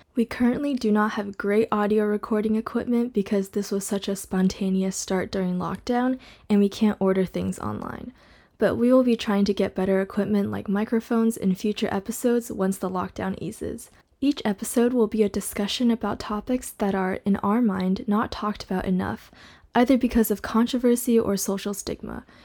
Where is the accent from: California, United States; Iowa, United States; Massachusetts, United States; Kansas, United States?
California, United States; Southern; now in Shanghai, China; I grew up in Southern California, but I'm living in Shanghai where I was born